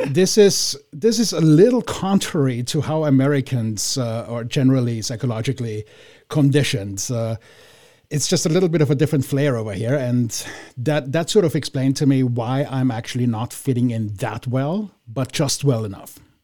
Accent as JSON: {"language": "English", "region": "Vienna", "country": "Austria", "moved": "yes", "lives_now": "United States", "said": "I'm from Vienna"}